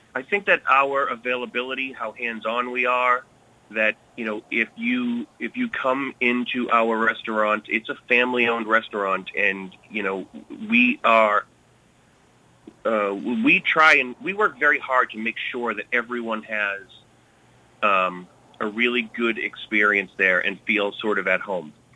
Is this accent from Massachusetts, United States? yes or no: yes; Billerica, Massachusetts, United States; moved away as an adult; also born or lived in Lowell / New York City; I grew up in Billerica, but spent most of my time actually in Lowell.